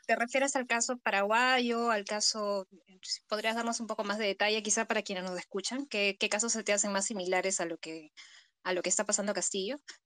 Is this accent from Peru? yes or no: yes; Peru